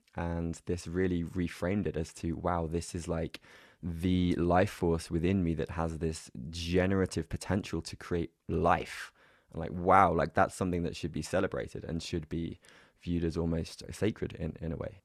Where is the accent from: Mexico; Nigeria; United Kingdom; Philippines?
United Kingdom; England; my background growing up in England was very much kind of emotionally repressed